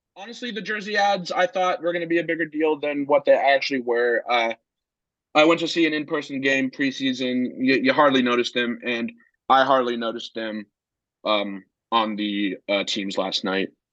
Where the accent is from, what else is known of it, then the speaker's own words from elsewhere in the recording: Northern Virginia, United States; moved away as an adult; now in Blacksburg, United States; I'm originally from Northern Virginia, but my mom is from Pittsburgh, so I'm a Penguins fan